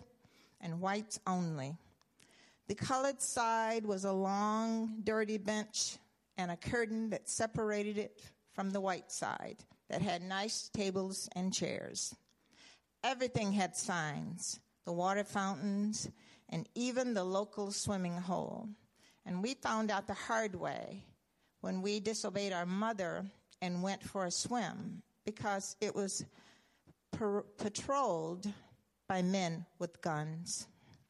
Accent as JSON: {"language": "English", "region": "the South", "country": "United States", "tie": "born or raised there", "said": "as a young child growing up in the South"}